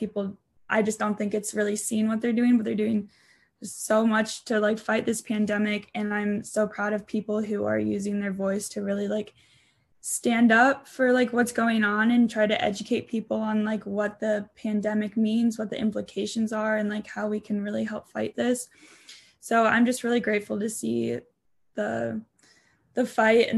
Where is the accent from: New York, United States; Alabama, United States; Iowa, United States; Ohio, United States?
Iowa, United States; Independence; I am from a small town in Iowa called Independence.